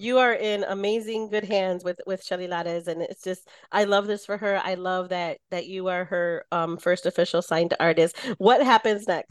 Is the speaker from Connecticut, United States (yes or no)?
no; Michigan, United States; I grew up in Michigan